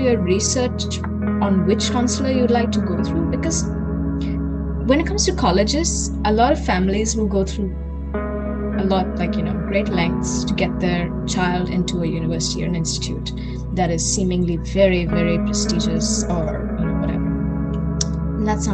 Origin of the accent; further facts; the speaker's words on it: Kolkata, West Bengal, India; moved away as an adult; now in Munich, Germany; we're coming from Calcutta, we're coming from a very historically rich place